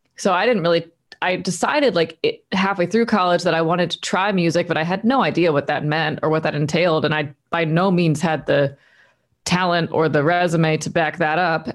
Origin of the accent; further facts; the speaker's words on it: Delaware, United States; moved away as an adult; also born or lived in Nashville, Tennessee; now in Los Angeles, United States; I'm from Delaware, East Coast